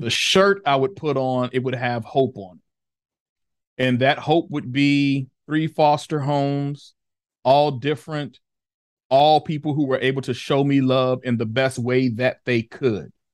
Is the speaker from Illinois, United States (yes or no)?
yes; Chicago, Illinois, United States; born and raised in the Ida B. Wells projects of Chicago